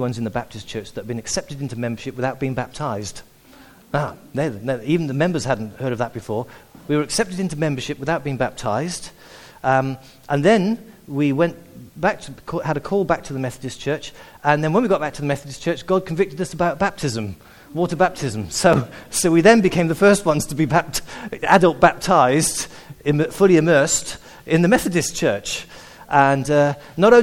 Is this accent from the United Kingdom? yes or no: yes; South Wales, United Kingdom; moved away; also born or lived in Sussex; I'm actually a Welshman. I was actually born and brought up in Wales